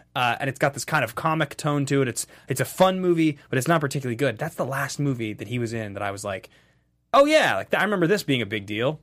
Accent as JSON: {"language": "English", "country": "Canada", "said": "I'm Canadian"}